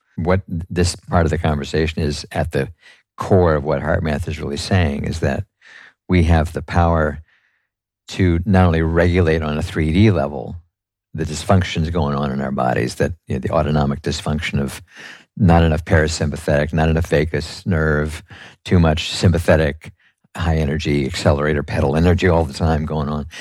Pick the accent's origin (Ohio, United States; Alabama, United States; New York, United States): New York, United States; New York City; I'm a New Yorker